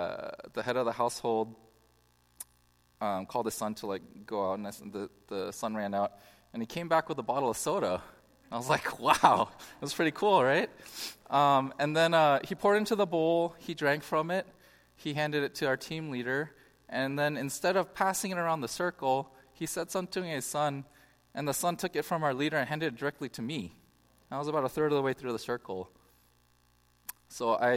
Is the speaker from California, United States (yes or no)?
yes; Bay Area, California, United States; I grew up in the Bay Area